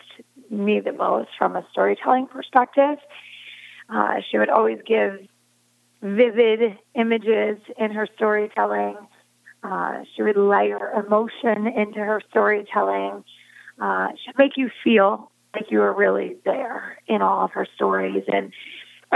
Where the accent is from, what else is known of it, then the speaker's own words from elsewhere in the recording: Media, Pennsylvania, United States; I was born right outside of Philadelphia in an area called Delaware County, in a town called Media